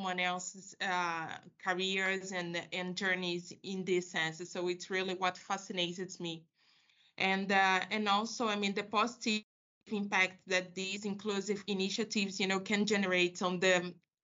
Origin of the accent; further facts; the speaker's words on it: Rio de Janeiro, Brazil; I'm from Rio de Janeiro, and I was raised by a very strong woman